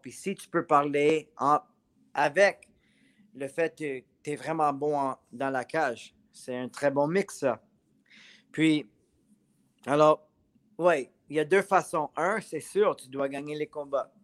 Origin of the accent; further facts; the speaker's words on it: Montreal, Quebec, Canada; je suis un Montréalais